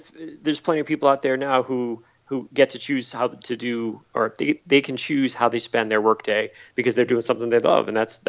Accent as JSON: {"language": "English", "region": "Massachusetts", "country": "United States", "tie": "born or raised there", "accent": "Boston", "said": "Yeah, I was born and raised in Massachusetts. You don't hear it in my accent. I don't really have a Boston accent anymore"}